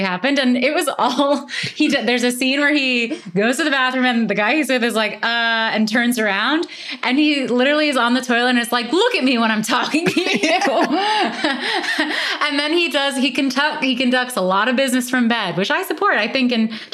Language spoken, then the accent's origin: English; Canada; I'm Canadian